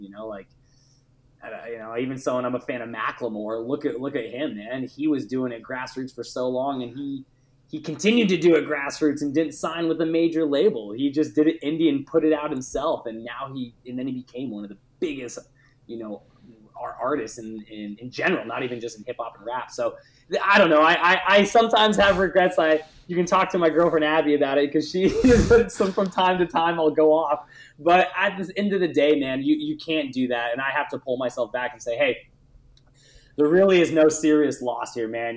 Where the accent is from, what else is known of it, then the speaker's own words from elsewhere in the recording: Montana, United States; I grew up in Montana and I grew up in a very kind of adventure outdoors family.